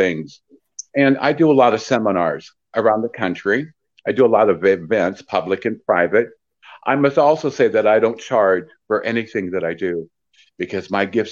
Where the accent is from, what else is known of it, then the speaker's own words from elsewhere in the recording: Peoria, Illinois, United States; I'm from Peoria, Illinois, born and raised there